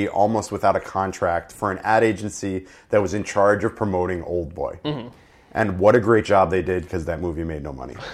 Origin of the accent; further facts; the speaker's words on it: New York, United States; me growing up in New York